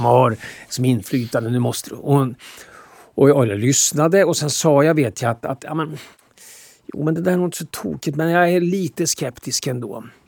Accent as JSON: {"language": "Swedish", "town": "Motala", "region": "Östergötland", "country": "Sweden", "moved": "yes", "said": "vi kom från Motala och att det där aldrig gick ur. Motala gick aldrig ur oss på något sätt."}